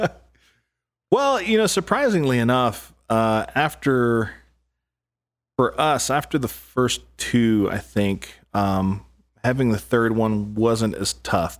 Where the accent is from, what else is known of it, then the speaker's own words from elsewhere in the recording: El Paso, Texas, United States; I grew up in El Paso, Texas